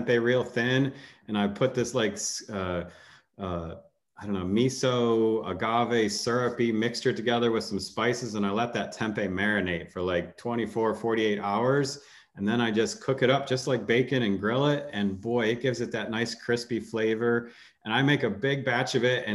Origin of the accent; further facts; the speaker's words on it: North Carolina, United States; also born or lived in England; I'm from North Carolina